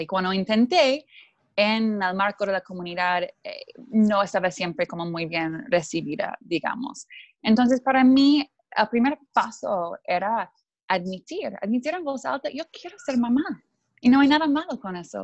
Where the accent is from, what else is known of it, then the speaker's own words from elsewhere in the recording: Canada; Spanish is a second language; moved away as an adult; also born or lived in Mexico / Buenos Aires; yo crecí en Canadá eh, y soy, mi papá es alemán, mi mamá es canadiense